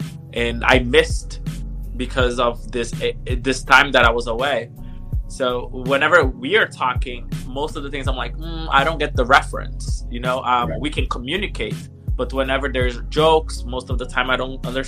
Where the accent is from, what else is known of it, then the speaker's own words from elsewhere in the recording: São Paulo, Brazil; first language Portuguese; English is a second language; moved away as an adult; also born or lived in North Shore, Massachusetts, United States; now in United States; I was born and raised in Brazil. So I'm from São Paulo, Brazil. My family moved here when I was 9 years old.